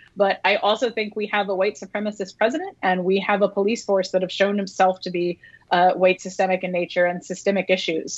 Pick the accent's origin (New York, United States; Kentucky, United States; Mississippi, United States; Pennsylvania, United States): Kentucky, United States; I'm from Kentucky.